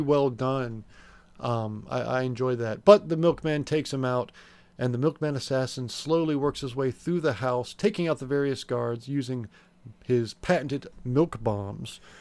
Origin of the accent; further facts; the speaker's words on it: United States; we're American here on this show, we're not, we're not English.